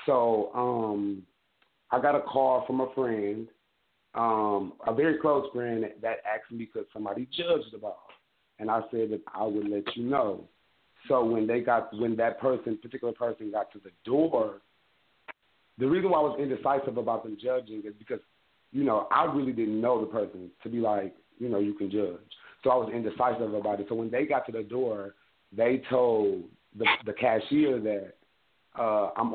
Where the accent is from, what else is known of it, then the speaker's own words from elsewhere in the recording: Midwest, United States; I'm from the Midwest, and being from the Midwest